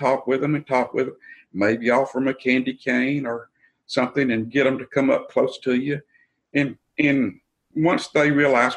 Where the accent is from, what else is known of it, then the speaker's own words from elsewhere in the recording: the South, United States; I'm from the South.